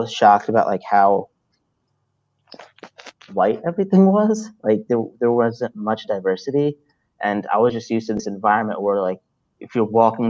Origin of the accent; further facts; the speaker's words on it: Salisbury, Maryland, United States; also born or lived in Brooklyn, New York; I grew up in Brooklyn and Salisbury, Maryland. I was in Brooklyn until I was 10 years old, and then I moved down here for the rest of my life